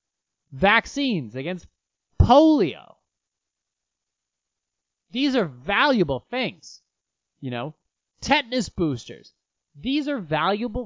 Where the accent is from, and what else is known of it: United States